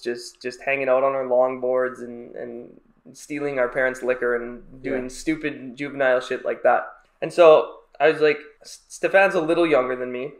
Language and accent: English; Chicago, Illinois, United States; We're actually from Chicago.